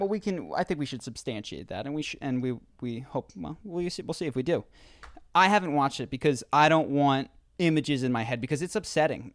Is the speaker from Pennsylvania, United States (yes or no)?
yes; Philadelphia, Pennsylvania, United States; We grew up in Philadelphia